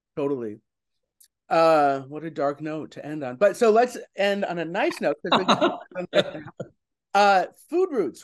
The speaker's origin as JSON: {"language": "English", "region": "New York", "country": "United States", "said": "as a New Yorker"}